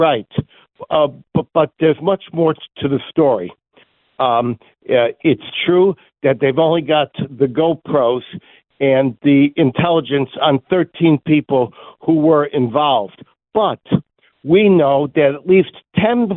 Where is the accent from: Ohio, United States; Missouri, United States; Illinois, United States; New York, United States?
Illinois, United States; Chicago; I was born in Chicago